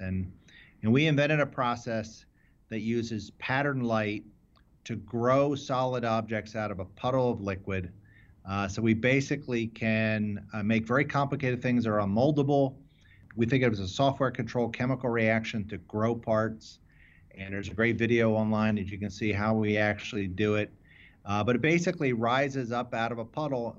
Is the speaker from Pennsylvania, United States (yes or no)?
yes; Philadelphia, Pennsylvania, United States; I grew up in the, in the suburbs of Philadelphia